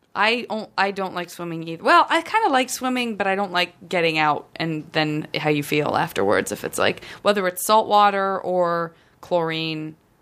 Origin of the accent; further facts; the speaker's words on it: San Francisco, California, United States; growing up in San Francisco